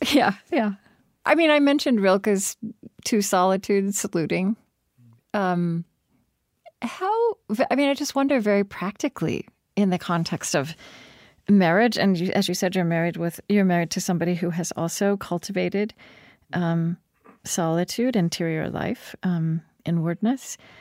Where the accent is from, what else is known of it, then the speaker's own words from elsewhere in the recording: United States; I'm American